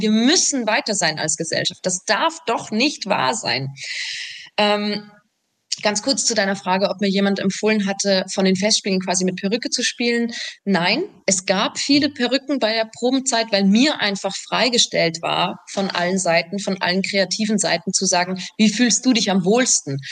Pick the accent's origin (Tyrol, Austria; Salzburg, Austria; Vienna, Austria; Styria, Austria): Salzburg, Austria; ich komme aus Salzburg